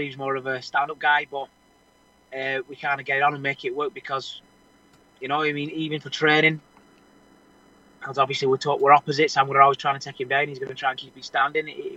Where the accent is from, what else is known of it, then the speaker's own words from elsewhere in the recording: Wigan, North West England, United Kingdom; I was brought up wrestling in Wigan